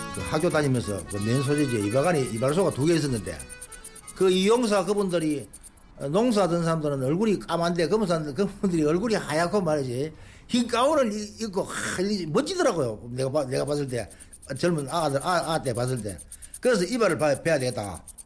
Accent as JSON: {"language": "Korean", "town": "Cheongdo", "region": "North Gyeongsang", "country": "South Korea", "tie": "born or raised there", "also_born_or_lived": "Daegu", "said": "중학교가 그 왕복 30리 걸어 다니거든요. 그때 청도군에서"}